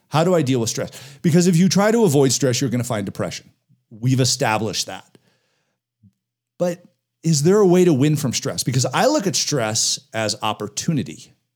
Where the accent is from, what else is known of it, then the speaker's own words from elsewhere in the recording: Denver, Colorado, United States; I grew up in the Denver area, I still have a lot of very close friends that I was in elementary school with.